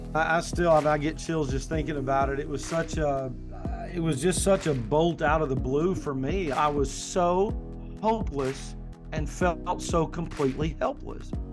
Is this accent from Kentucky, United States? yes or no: yes; Kentucky, United States; also born or lived in coastal North Carolina; now in North Carolina, United States; I'm originally from Kentucky, as you know, Michelle, I'm now in coastal North Carolina, but originally from Kentucky